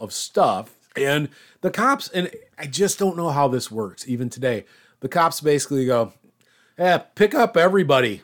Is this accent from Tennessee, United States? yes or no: no; Iowa, United States; moved away; I'm from Iowa